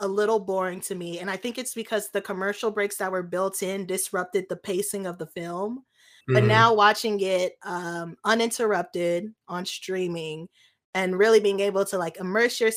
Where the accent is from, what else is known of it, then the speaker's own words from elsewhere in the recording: United States; as an American